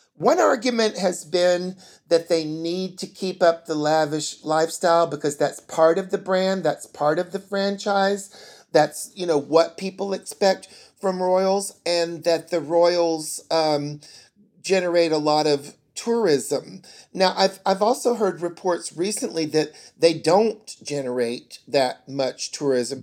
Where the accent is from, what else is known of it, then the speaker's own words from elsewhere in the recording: the South, United States; growing up in the South